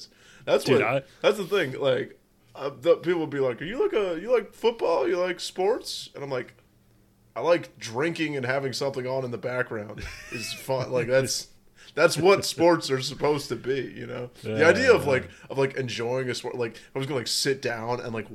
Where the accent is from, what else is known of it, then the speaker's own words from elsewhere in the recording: United States; As an American